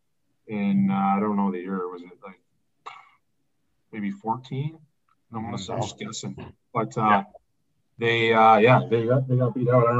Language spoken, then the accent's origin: English; Burlington, Ontario, Canada; moved away as an adult; now in Windsor, Canada; I played junior A back home in Burlington, which was awesome for me being in my hometown and just playing tier two and with some of, you know, the guys I grew up